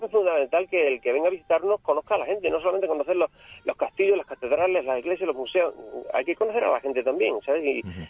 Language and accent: Spanish; Burguillos del Cerro, Extremadura, Spain; el castillo que tú has mencionado de mi pueblo